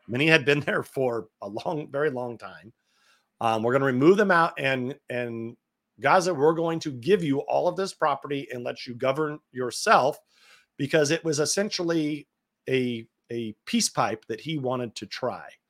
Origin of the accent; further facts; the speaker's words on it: California, United States; I'm from California